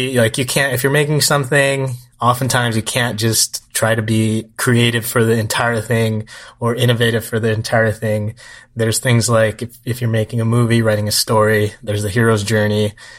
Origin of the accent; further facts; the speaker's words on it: Atsugi, Kanagawa, Japan; So this was like a once in a while thing where we grew up in Atsugi.